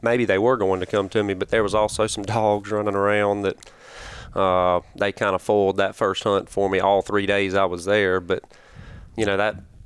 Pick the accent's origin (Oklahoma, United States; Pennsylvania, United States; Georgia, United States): Georgia, United States; Middle; I'm from Middle Georgia